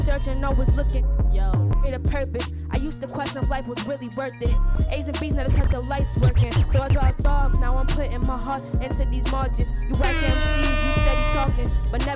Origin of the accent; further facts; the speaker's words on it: Boston, Massachusetts, United States; I'm from Boston, Massachusetts